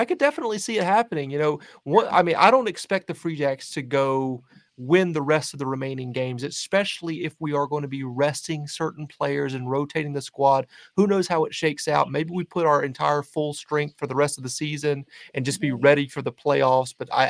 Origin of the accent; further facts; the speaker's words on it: the South, United States; I'm a Southerner